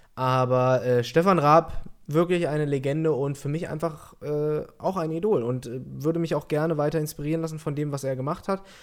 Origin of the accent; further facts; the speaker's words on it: Peine, Lower Saxony, Germany; ich komme aus der Nähe von Hannover